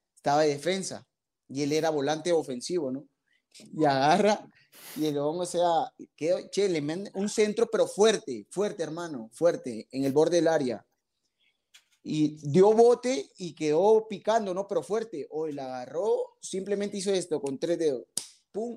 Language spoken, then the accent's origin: Spanish; Piura, Peru; yo soy de Piura, Piura. O sea, del aeropuerto a cinco minutos